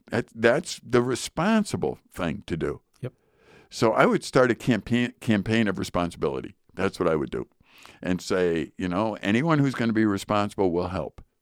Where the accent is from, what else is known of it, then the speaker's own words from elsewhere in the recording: United States; I'm an American